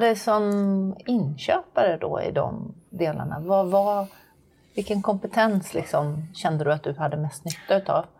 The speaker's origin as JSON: {"language": "Swedish", "town": "Jönköping", "region": "Jönköping County", "country": "Sweden", "tie": "born or raised there", "said": "i Jönköping, som råkar vara min hemstad"}